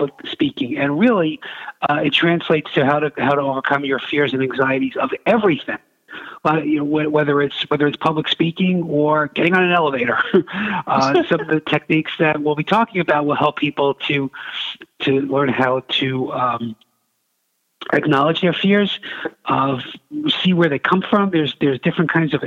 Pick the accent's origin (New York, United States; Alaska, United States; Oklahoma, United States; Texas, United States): New York, United States; New York City; moved away; also born or lived in Buffalo, New York; in Brooklyn, New York. In case you couldn't tell from my accent, that's where I'm from